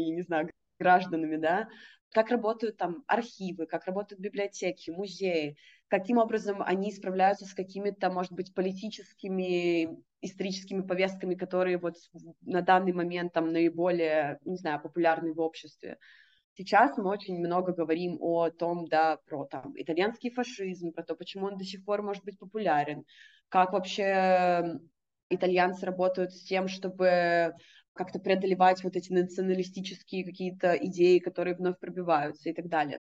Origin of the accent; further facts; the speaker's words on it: Russia; moved away; я из России